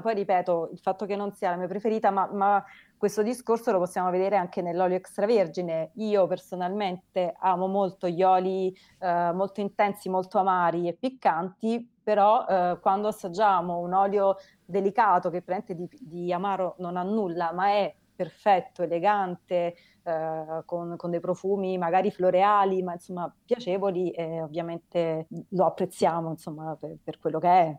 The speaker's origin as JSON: {"language": "Italian", "town": "Naples", "region": "Campania", "country": "Italy", "moved": "yes", "lives_now": "Rome, Italy", "said": "io, io, e Alessandra siamo napoletane, Alessandra vive a Napoli, io vivo a Roma"}